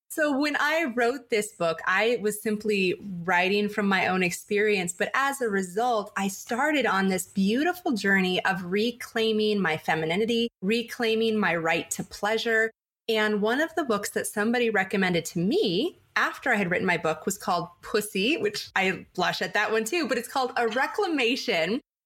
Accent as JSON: {"language": "English", "town": "San Diego", "region": "California", "country": "United States", "tie": "born or raised there", "said": "I grew up in San Diego"}